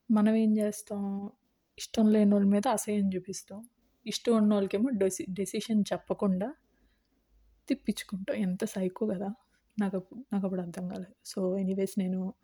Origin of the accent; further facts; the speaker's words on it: India; నేను ఇండియాలో పుట్టాను ఇండియాలో పెరిగాను